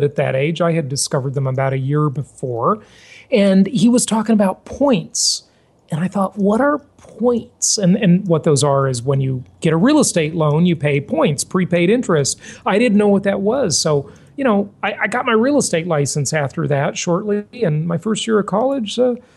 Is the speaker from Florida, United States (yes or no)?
no; Los Angeles, California, United States; I grew up in Los Angeles, California